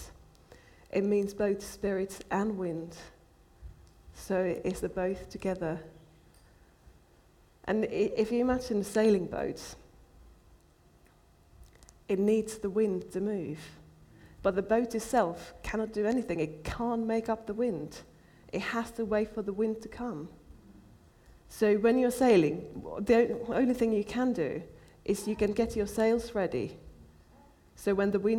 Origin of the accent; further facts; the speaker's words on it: Finland; I'm from Finland